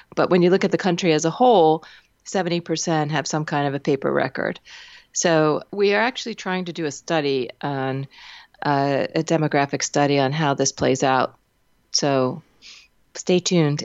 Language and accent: English; Pennsylvania, United States; Pennsylvania, my home state